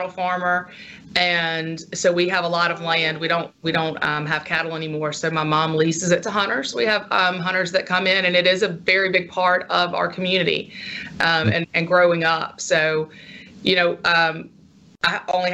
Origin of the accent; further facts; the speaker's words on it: Union Church, Mississippi, United States; moved away; my hometown of Union Church, which is about 3 miles, 3 hours north of here